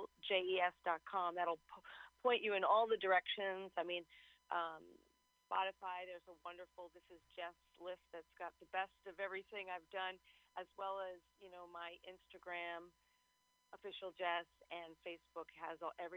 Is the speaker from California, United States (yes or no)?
no; New York City, New York, United States; moved away as an adult; now in Los Angeles, United States; I am from New York City, yes.